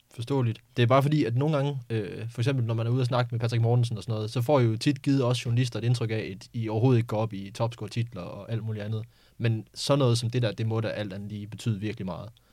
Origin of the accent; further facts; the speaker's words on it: Skive, Central Denmark Region, Denmark; kommer jeg selv fra Skive